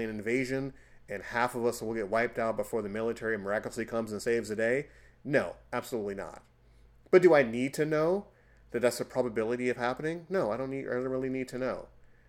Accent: United States

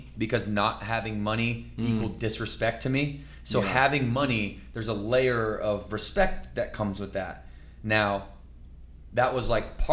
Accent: Battle Creek, Michigan, United States; I was born in Battle Creek. At 2 years old, we took off and didn't come back till like fourth or fifth grade

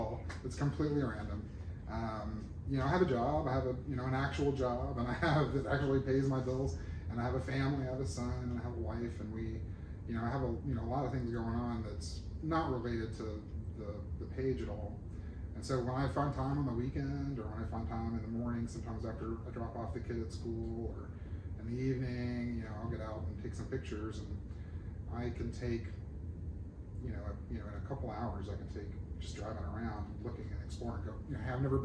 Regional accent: Alabama, United States; moved away as an adult; also born or lived in Murfreesboro, Tennessee / Atlanta, Georgia / Montgomery, Alabama; now in Shreveport, United States; I grew up in Alabama

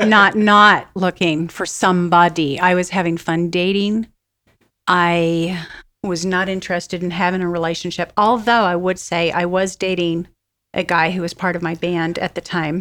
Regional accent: Vernal, Utah, United States; We grew up in the armpit. of Vernal, well, it's Vernal, Utah

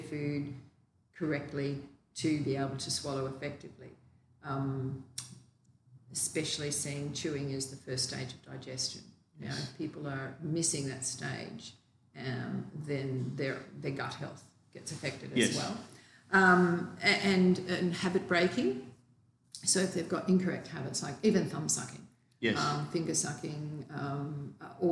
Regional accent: Australia; also born or lived in New South Wales; I'm from Australia

